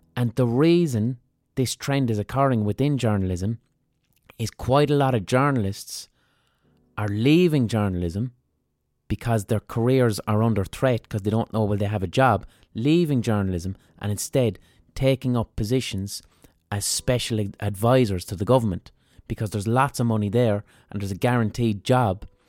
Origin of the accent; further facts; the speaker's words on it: Limerick, Munster, Ireland; I'm from Limerick